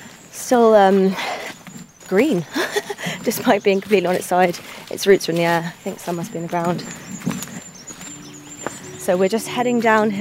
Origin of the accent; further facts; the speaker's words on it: Hackney, London, United Kingdom; I'm from Hackney in London, which is a very green borough and a green city, but it's still very urban.